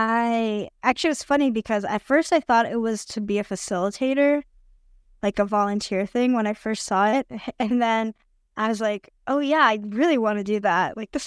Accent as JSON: {"language": "English", "country": "United States", "tie": "born or raised there", "lives_now": "Brazil", "said": "I'm living in Brazil currently, but I am American, but I'm also Brazilian. I'm half Brazilian, half Brazilian, half Canadian, but I grew up in the U.S."}